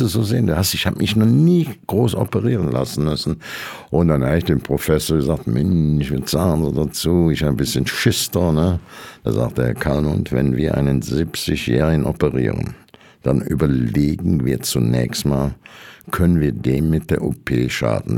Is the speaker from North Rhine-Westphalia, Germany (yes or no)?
yes; Frechen, North Rhine-Westphalia, Germany; accent: Kölsch; moved away as an adult; also born or lived in Brühl; now in Saarland, Germany; in brühl geboren, das ist zehn Kilometer vom Kölner Dom weg, bin dann in Frechen aufgewachsen